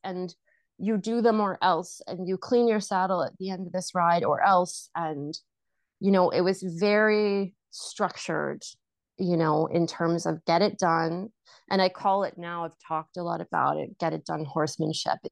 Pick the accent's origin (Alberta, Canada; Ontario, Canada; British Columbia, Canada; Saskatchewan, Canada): British Columbia, Canada; Vancouver; I grew up in Vancouver